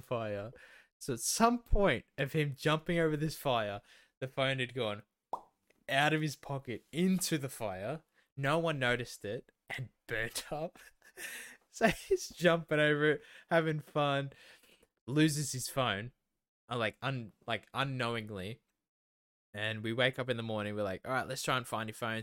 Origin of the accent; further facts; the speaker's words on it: Melton, Victoria, Australia; I grew up there more than you did